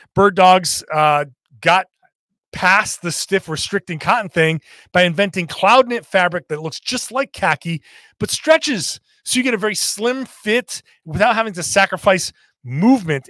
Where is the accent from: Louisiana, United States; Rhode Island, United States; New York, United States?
Rhode Island, United States; I'm from Rhode Island